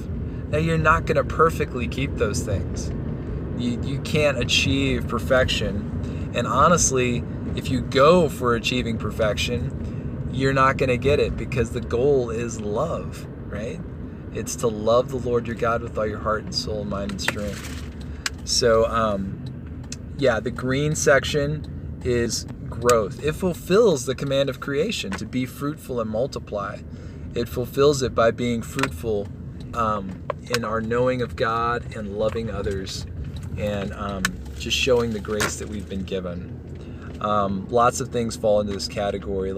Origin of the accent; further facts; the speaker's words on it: Texas, United States; moved away as an adult; now in Colorado, United States; We're from Texas.